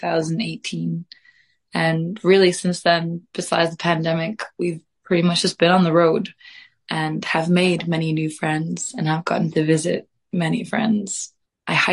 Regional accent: Reykjavik, Capital Region, Iceland; now in United Kingdom; I am from Reykjavik, Iceland. I am very blessed to have been raised in a family of artists

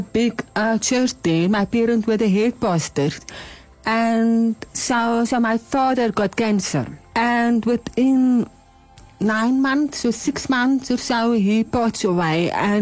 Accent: Bloemfontein, Free State, South Africa; moved away; also born or lived in Worcester, Western Cape / Johannesburg; So I was born in Bloemfontein. My parents went to school here and everything. I've got a lot of family in Bloemfontein, so I'm like a prize daughter, you know. But we moved away in 2013. We moved to Worcester in Cape

